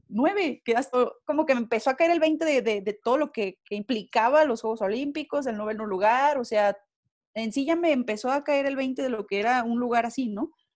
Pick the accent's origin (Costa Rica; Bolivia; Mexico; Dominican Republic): Mexico; nosotros como mexicanos